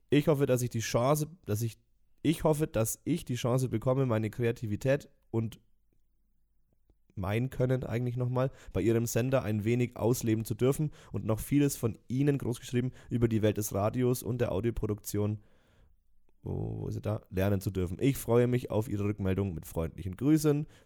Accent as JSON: {"language": "German", "town": "Nuremberg", "region": "Bavaria", "country": "Germany", "tie": "born there", "said": "ebenso bin ich in Nürnberg geboren und kenne und liebe diese Stadt."}